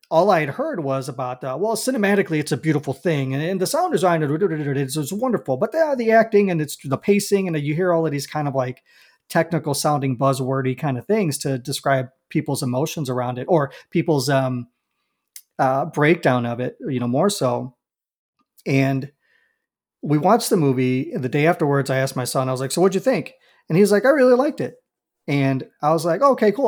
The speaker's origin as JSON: {"language": "English", "town": "Chicago", "region": "Illinois", "country": "United States", "tie": "born or raised there", "said": "I'm a born and raised Southsider"}